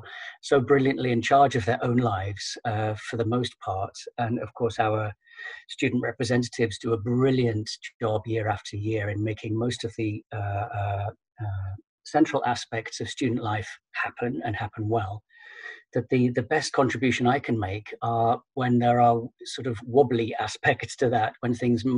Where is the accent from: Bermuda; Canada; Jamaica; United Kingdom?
United Kingdom; moved away as an adult; now in Netherlands; I'm British and have been living in the Netherlands for around about 14 years now